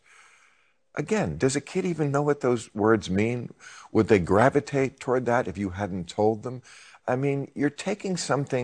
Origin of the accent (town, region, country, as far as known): New Jersey, United States; born or raised there